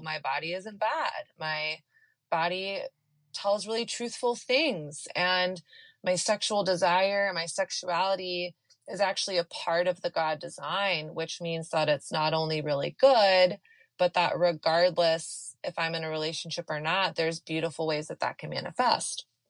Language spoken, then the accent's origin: English; Texas, United States; I grew up in the South in in Texas during the height of the purity culture